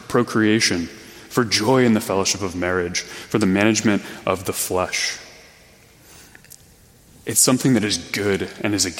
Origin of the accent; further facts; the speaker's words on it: Missouri, United States; I'm from Missouri